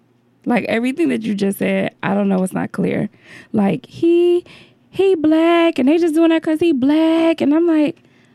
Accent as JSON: {"language": "English", "town": "Detroit", "region": "Michigan", "country": "United States", "said": "I'm from Detroit."}